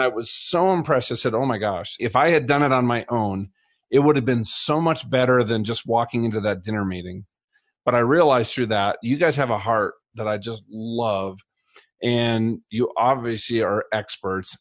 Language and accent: English; Colorado, United States; I'm from Colorado